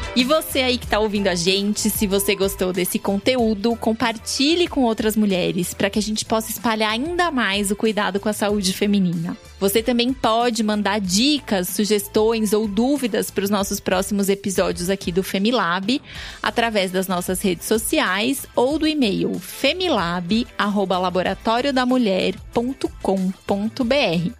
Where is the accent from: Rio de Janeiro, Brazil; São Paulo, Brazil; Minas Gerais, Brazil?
São Paulo, Brazil; Sou nascida e criada na Penha